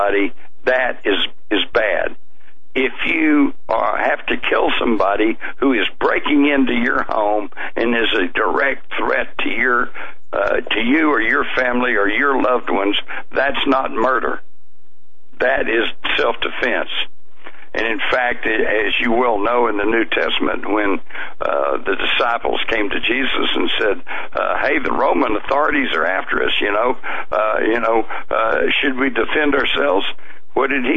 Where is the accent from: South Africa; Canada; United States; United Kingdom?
United States; Texas; as a Texan